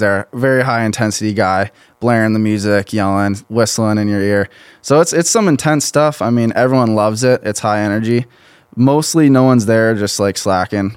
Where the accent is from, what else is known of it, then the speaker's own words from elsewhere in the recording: Pine Island, Minnesota, United States; I'm from a small town near Rochester, Minnesota, Pine